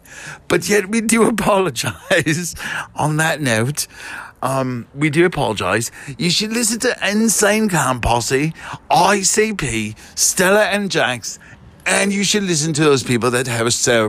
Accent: United Kingdom; I am British and that is my humor.

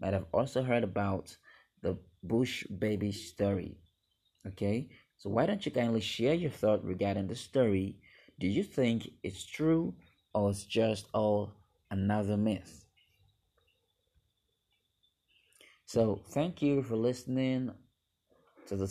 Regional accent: Nigeria; I am from Nigeria, Western Africa

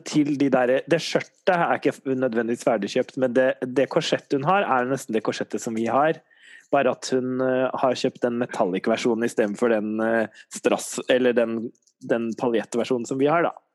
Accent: Norway; vi er nordmenn

